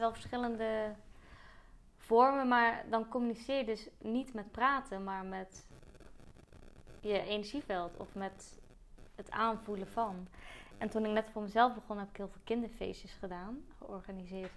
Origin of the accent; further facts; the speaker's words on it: Zeeland, Netherlands; moved away; Want ik kwam van Zeeland